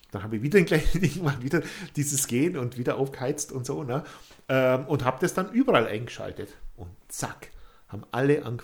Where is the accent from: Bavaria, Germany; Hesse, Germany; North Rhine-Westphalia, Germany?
Bavaria, Germany; ich komme aus Bayern ja